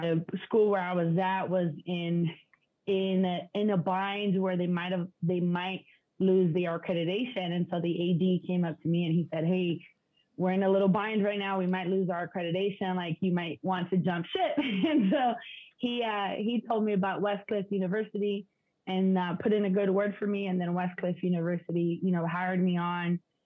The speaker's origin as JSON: {"language": "English", "town": "San Diego", "region": "California", "country": "United States", "tie": "born or raised there", "also_born_or_lived": "Mexico", "said": "my hometown in San Diego"}